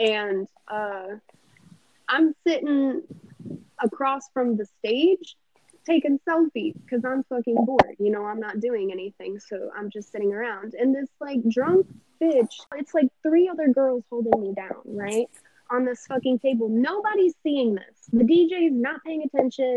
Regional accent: Pompano Beach, Florida, United States; I'm from Pompano

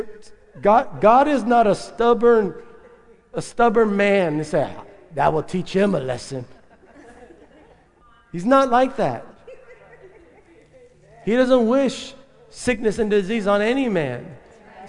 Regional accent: San Benito, Texas, United States; we're growing up in North Reagan Street in San Benito

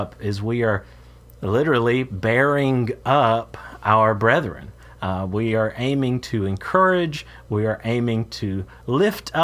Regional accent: Moultrie, Georgia, United States; moved away as an adult; also born or lived in Green Bay, Wisconsin / Traverse City, Michigan / Florida / Missouri; My home state here is Georgia. I'm preaching for my home congregation in Moultrie, Georgia

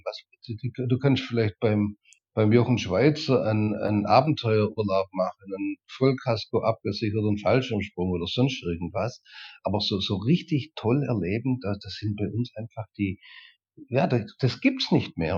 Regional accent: Germany; bei uns in Deutschland

